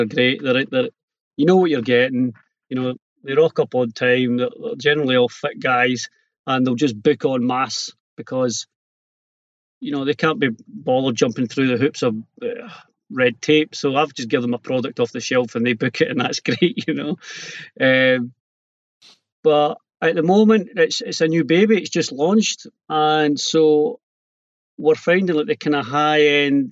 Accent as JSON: {"language": "English", "region": "Scotland", "country": "United Kingdom", "also_born_or_lived": "Ayrshire", "said": "being Scottish"}